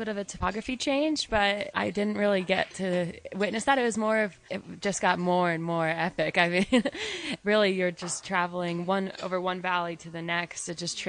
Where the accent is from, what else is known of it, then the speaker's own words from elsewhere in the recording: Colorado, United States; from Colorado, USA.